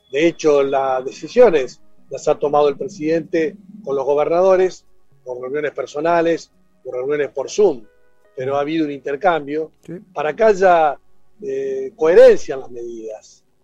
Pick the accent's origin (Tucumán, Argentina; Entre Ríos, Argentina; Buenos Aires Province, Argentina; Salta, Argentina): Entre Ríos, Argentina; soy de Entre Ríos, cumplo mis funciones. Anoche llegué a Buenos Aires